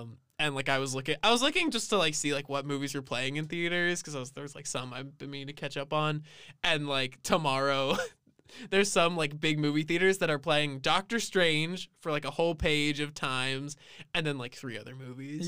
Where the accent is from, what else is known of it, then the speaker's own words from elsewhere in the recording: San Antonio, Texas, United States; we are both from San Antonio, Texas